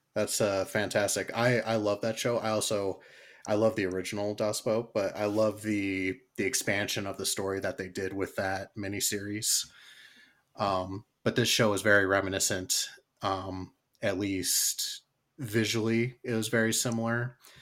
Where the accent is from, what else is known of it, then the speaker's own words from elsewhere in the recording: United States; me being an American